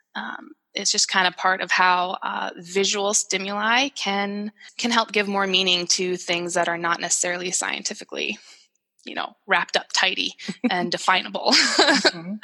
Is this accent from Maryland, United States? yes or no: no; Sioux Falls, South Dakota, United States; my hometown in Sioux Falls, South Dakota